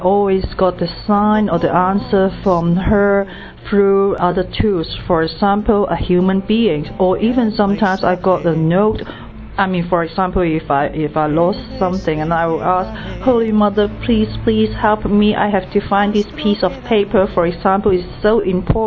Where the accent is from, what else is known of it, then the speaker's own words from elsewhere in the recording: Hong Kong; I come from Hong Kong